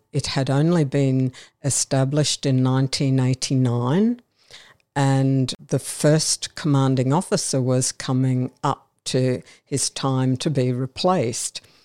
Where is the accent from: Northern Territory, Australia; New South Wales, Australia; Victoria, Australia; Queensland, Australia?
Queensland, Australia; Brisbane; I'm a Brisbane girl, uh, born and raised in Brisbane